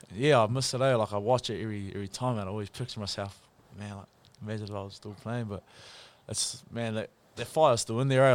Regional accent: Pukekohe, Auckland, New Zealand; moved away; also born or lived in Nelson; I'm originally from Pookie up north

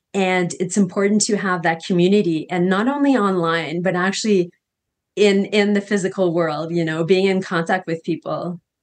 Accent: Canada; moved away as an adult; now in Costa Rica; I'm from Canada originally, and I came to Costa Rica, and I'm currently living in Costa Rica

